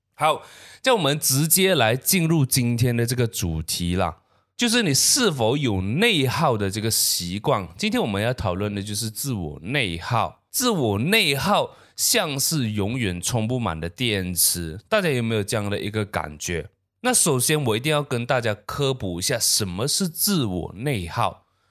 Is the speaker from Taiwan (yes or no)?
no; Malaysia